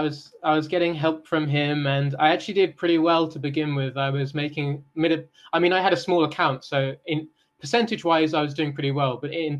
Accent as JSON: {"language": "English", "town": "Solihull", "region": "West Midlands", "country": "United Kingdom", "moved": "as an adult", "lives_now": "Japan", "said": "I am from England. I'm from the West Midlands."}